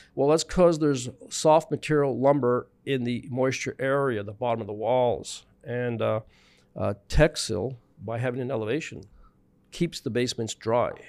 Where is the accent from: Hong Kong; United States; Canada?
Canada; Montreal, Quebec; also born or lived in British Columbia / Prince Edward Island; born in B C, living in Montreal, grew up in Montreal, West Island